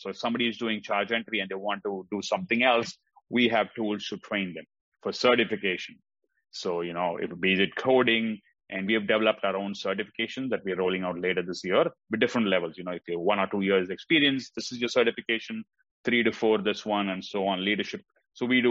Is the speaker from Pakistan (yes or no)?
no; India; moved away as an adult; also born or lived in Oklahoma; now in United States; I grew up in India. That's where I went to school.